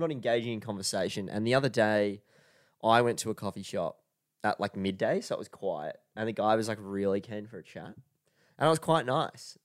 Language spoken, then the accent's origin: English; Australia